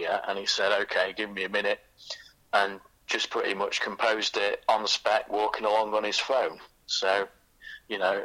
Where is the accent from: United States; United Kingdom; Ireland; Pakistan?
United Kingdom; Manchester area, North West England; also born or lived in Macclesfield; I'm from the Manchester area.